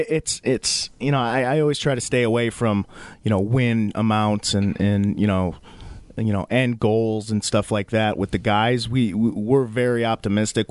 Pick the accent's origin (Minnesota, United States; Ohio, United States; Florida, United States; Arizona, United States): Minnesota, United States; also born or lived in Wisconsin / Bronx, New York; third grade, we moved to Minnesota. um, and that's where I basically grew up